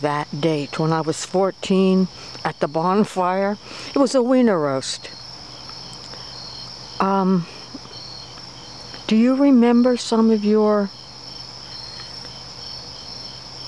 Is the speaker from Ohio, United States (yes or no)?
yes; Southeast Ohio, United States; growing up in Southeast Ohio